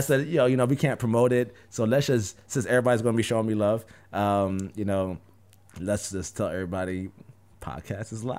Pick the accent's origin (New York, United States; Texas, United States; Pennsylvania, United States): New York, United States; I'm from New York